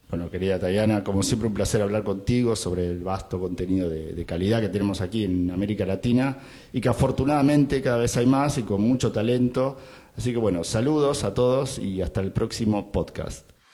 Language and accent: Spanish; Argentina; siendo argentino